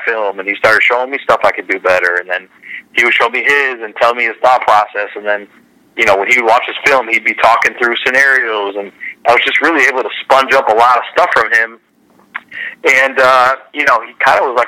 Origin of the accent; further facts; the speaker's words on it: Wisconsin, United States; growing up in Wisconsin